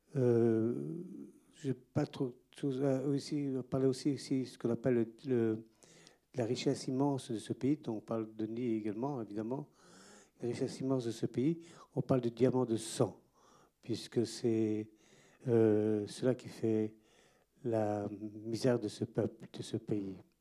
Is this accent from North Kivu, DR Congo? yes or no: yes; Goma, North Kivu, DR Congo; moved away; je suis né aussi à Goma, comme Denis, un petit peu avant lui